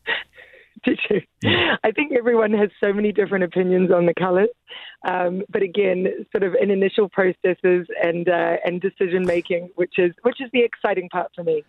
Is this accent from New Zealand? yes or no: yes; Auckland, New Zealand; now in London, United Kingdom; I was born in Auckland, New Zealand's my home